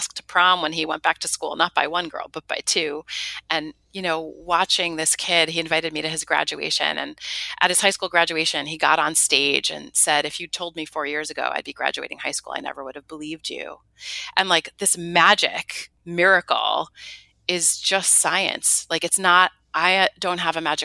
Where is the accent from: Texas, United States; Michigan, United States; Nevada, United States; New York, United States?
New York, United States; New York City; I'm a New Yorker, born and bred